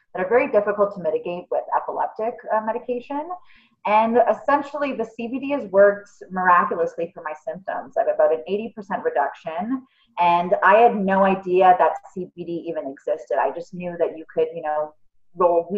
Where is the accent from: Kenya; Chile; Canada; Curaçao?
Canada; Toronto, Ontario; I'm from Toronto, born and raised